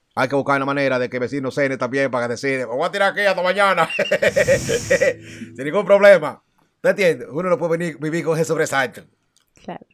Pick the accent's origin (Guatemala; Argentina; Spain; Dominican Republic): Dominican Republic; yo no me siento dominicano, yo soy dominicano